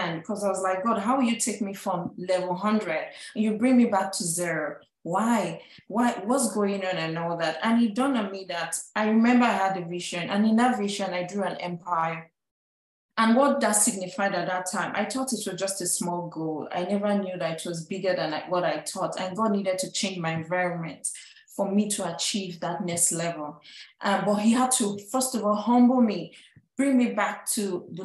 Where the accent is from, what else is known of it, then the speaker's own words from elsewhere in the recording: Nigeria; moved away as an adult; now in United States; I'm an immigrant from Nigeria